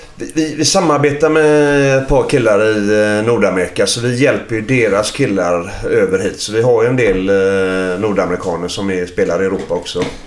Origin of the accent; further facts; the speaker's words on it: Sweden; Där är jag uppvuxen